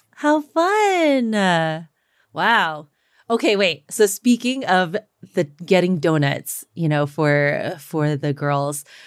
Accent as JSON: {"language": "English", "region": "the South", "country": "United States", "tie": "born or raised there", "said": "I'm Chinese American, you know, but also I grew up in the South"}